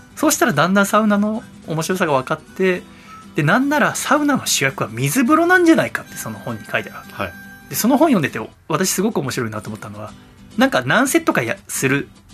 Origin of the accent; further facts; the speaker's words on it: Yokohama, Kanagawa, Japan; 私が横浜出身だから